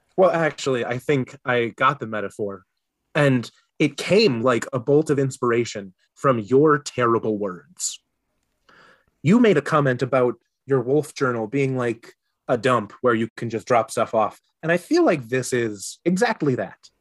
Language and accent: English; Minnesota, United States; I am a Minnesotan through and through